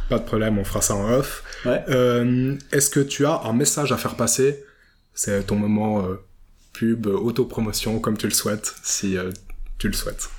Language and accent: French; Vevey, Vaud, Switzerland; Moi, je suis né à Vevey, j'ai grandi à Vevey et pour l'instant, j'en suis pas parti.